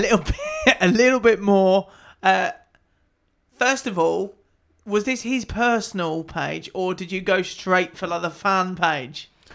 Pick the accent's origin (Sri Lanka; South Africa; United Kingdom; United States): United Kingdom; we're British